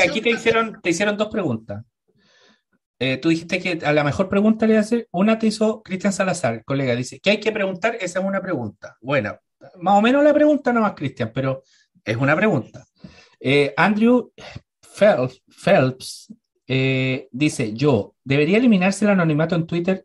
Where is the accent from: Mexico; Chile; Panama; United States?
Chile; somos medio apocados en Chile